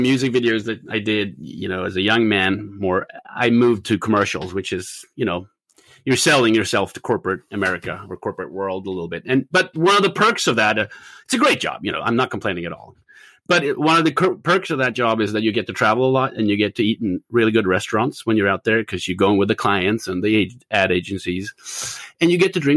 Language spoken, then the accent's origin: English; Stockholm, Stockholm County, Sweden; moved away; I'm originally from Sweden, I grew up in Stockholm.